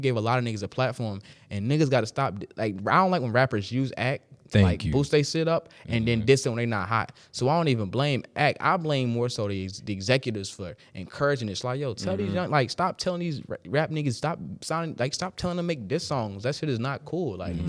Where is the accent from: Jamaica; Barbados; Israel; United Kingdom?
Jamaica; so I'm Jamaican, being specific as fuck